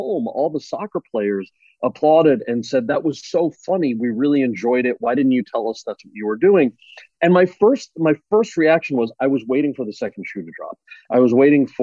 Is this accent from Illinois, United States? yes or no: no; central New Jersey, United States; The town that I grew up in New Jersey